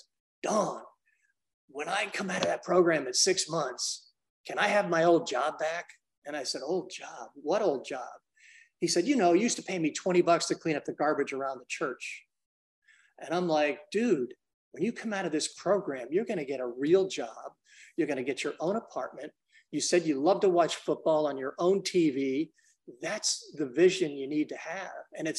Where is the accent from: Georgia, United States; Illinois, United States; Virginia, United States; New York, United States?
New York, United States; Brooklyn; now in Memphis, United States; I grew up in Brooklyn, and I've lived in 15, 16 cities. And I've been here in Memphis since 86.